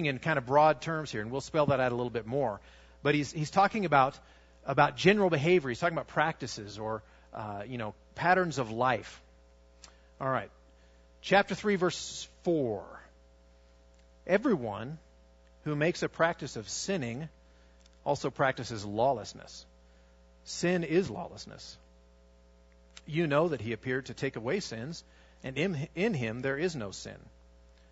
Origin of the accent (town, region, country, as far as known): United States; also born or lived in Russia / Armenia